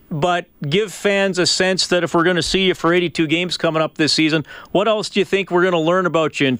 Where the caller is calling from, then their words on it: Germany; calling from Germany right now.